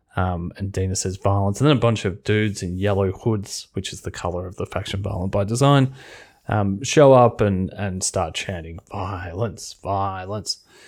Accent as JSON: {"language": "English", "country": "Australia", "said": "being an Australian"}